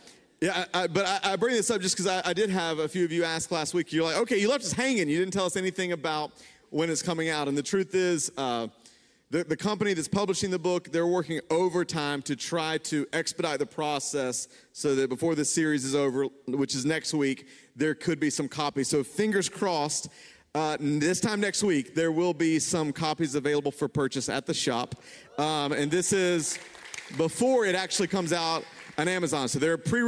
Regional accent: the South, United States; I grew up in the South

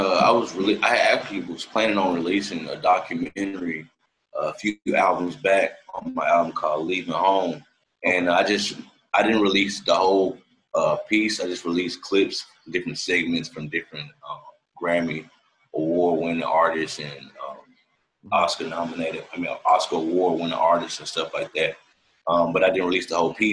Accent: Memphis, Tennessee, United States; moved away as an adult; also born or lived in Washington, D.C.; now in Los Angeles, United States; I was born in D.C., but I was raised in Memphis all my life

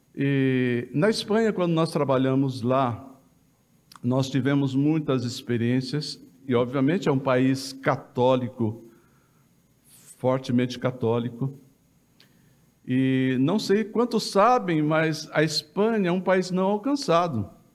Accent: Jacuí, Minas Gerais, Brazil; eu sou de Minas Gerais, aqui do sul de Minas, entre Guaxupé e Passos. Tem uma cidade no meio que chama Jacuí.

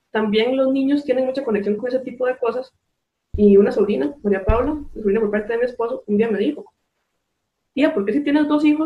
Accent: San Carlos, Alajuela, Costa Rica; soy de San Carlos, Costa Rica.

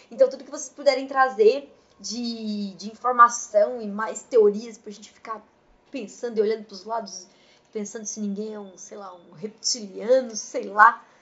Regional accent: Brazil; É que eu sou brasileira e precisa tocar as coisas, então.

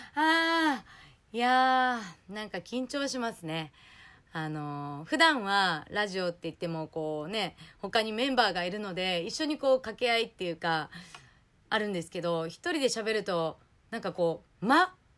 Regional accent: Okinawa, Japan; 沖縄生まれ、沖縄育ち

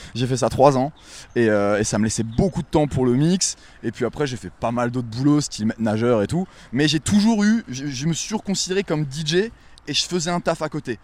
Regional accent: Wissembourg, Grand Est, France; moved away as an adult; also born or lived in New York; j'ai grandi à Wissembourg, cette petite bourgade de sept mille habitants, euh, au nord de l'Alsace.

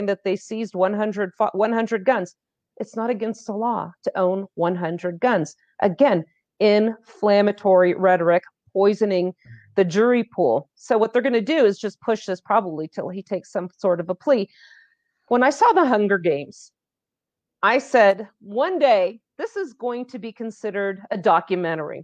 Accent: Los Altos, California, United States; from Los Altos Police Department, my hometown

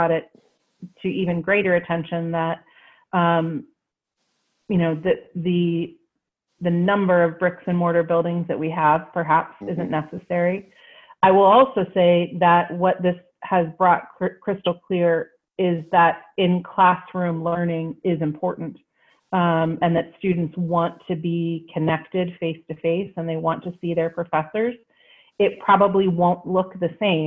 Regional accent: Wheeling, West Virginia, United States; I'm from Wheeling, West Virginia. Yeah, born and raised

